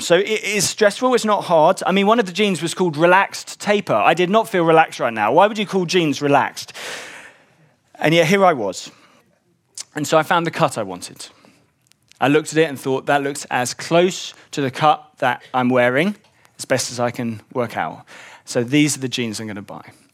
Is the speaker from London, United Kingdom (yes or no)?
yes; London, United Kingdom; I grew up in West London